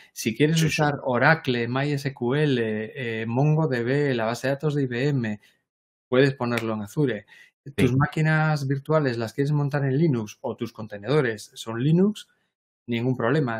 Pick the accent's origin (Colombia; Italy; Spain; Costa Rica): Spain; Galicia; aquí en Galicia decimos ambas